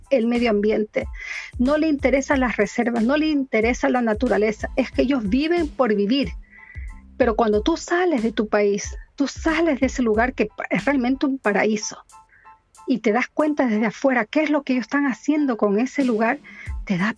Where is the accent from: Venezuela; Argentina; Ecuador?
Ecuador; accent: Chilean; now in Chile; Yo ya soy chilena más que ecuatoriana, pero mi corazón siempre, siempre va a estar en Ecuador, aunque, aunque digan lo que digan. Ya son 30 años con él, entonces imagínate, ya se me pegó hasta el acento chileno.